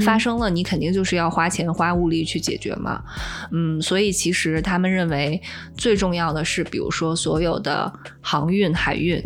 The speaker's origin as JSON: {"language": "Chinese", "country": "China", "said": "我们中国人"}